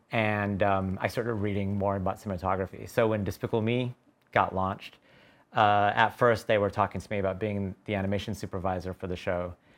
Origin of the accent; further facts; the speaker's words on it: Tucson, Arizona, United States; moved away; I grew up in Tucson, Arizona